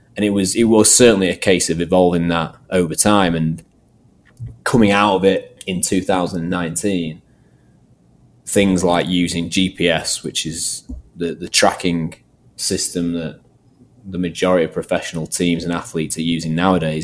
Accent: Manchester area, North West England, United Kingdom; also born or lived in Nottingham; I sort of moved back to the sort of my hometown area, and um, luckily enough, um, landed a job at Manchester United

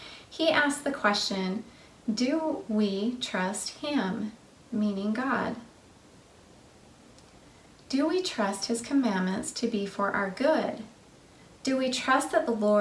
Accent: the West, United States; now in Tennessee, United States; I grew up in the West

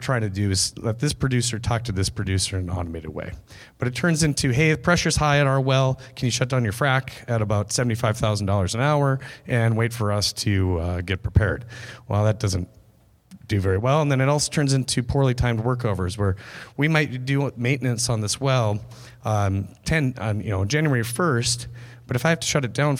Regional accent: Jamestown, North Dakota, United States; moved away as an adult; also born or lived in Fargo, North Dakota; now in Bismarck, United States; I grew up in Jamestown

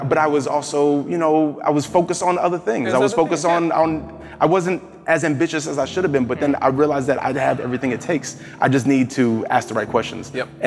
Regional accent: New Jersey, United States; I'm from New Jersey

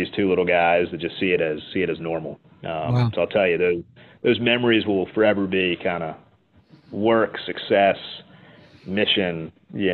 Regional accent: United States; as an American

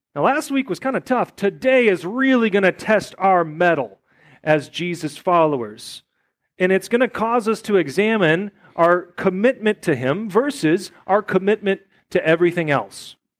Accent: United States; as an American Christian

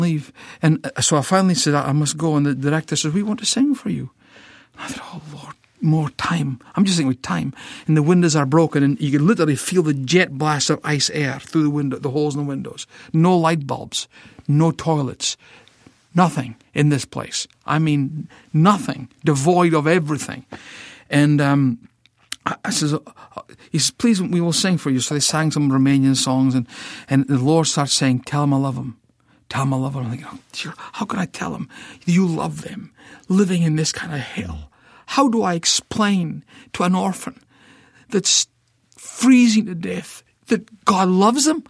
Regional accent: Scotland, United Kingdom; moved away as an adult; now in United States; I'm Scottish

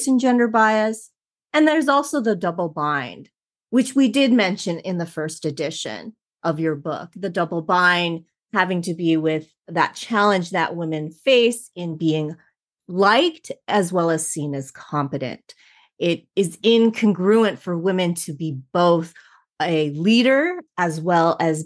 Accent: Los Angeles, California, United States; born and raised in Southern California, right here in Los Angeles

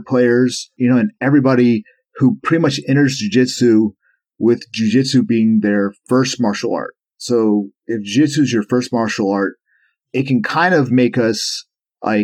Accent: Charleston, United States; also born or lived in Florida; we moved from Florida to Charleston, back to Charleston where I'm from

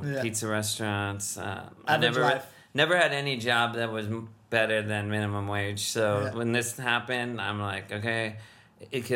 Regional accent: Los Angeles, California, United States; I was born and raised in Los Angeles, California, a while ago.

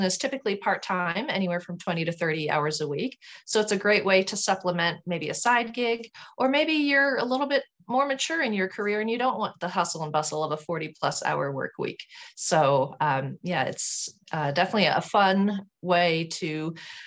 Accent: Houston, Texas, United States; also born or lived in Sugar Land, Texas; Well, I grew up in Houston, Texas. I was born in Houston, and then my family moved to a city called Sugar Land, which is a kind of a suburb of Houston

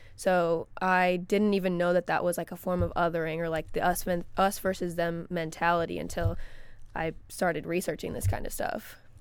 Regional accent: Florissant, Missouri, United States; also born or lived in St. Charles, Missouri; I grew up in Florissant, Missouri, which is a, my neighborhood was predominantly black, and then I moved to Saint Charles, Missouri

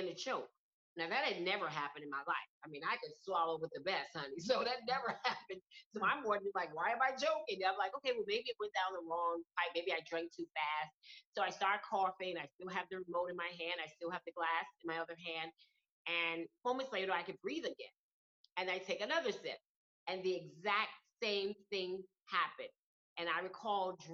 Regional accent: New York City, New York, United States; moved away; I'm originally from Brooklyn, New York.

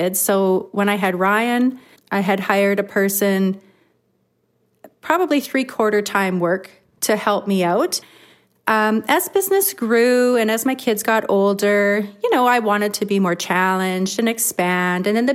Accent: Flin Flon, Manitoba, Canada; I've been born and raised in Flin Flon. Everybody knows me here

